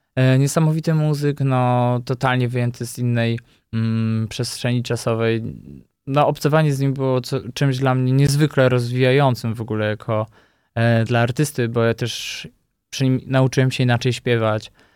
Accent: Podkarpacie, Subcarpathian Voivodeship, Poland; now in Warsaw, Poland; Ja jestem, y, chłopakiem, który pochodzi z prowincji, z Podkarpacia i przez wiele lat przyjeżdżając tutaj do Warszawy, może trochę wstydziłem się tego pochodzenia, że jestem z wioski

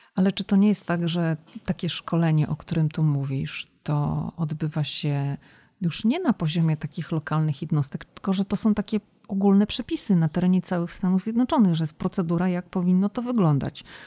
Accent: Poland; oboje jesteśmy z Polski

